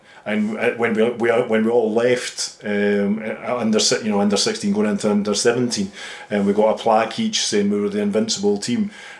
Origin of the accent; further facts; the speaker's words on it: Edinburgh, Scotland, United Kingdom; also born or lived in England; I was back living in Edinburgh at this time with my dad and my mum and my older brother.